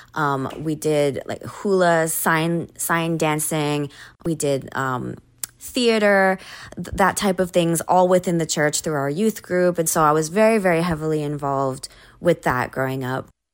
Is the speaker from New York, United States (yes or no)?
no; Oahu, Hawaii, United States; also born or lived in Maui, Hawaii / Japan; I was born on the island of Maui, but I spent most of my time growing up on the island of Oahu, um, which is where Honolulu and Waikiki are